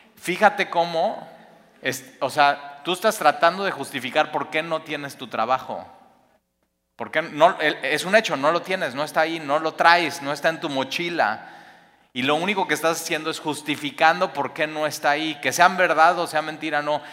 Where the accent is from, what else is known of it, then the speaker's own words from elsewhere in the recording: Mexico; como mexicanos